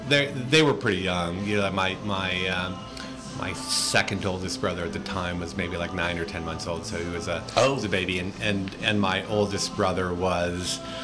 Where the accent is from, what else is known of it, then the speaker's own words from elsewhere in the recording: San Francisco, California, United States; I was born and raised in San Francisco. I've pretty much lived here all my life, except for perhaps a very long summer in the Philippines many years ago.